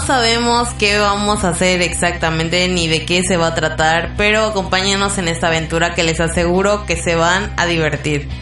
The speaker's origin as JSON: {"language": "Spanish", "region": "Campeche", "country": "Mexico", "said": "somos de Campeche"}